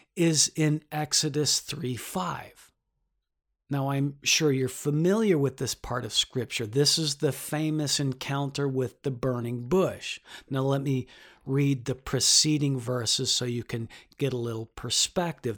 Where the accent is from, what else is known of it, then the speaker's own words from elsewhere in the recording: Detroit, Michigan, United States; now in New York, United States; I'm from Detroit